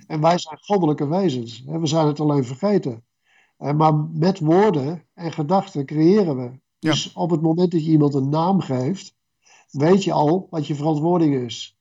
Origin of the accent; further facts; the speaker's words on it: Renswoude, Utrecht, Netherlands; in Renswoude, waar ik opgroeide